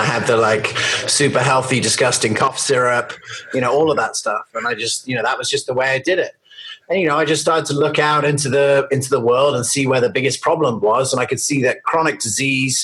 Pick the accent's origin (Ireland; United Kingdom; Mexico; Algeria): United Kingdom; England; also born or lived in United States; I was born in America and then I moved to England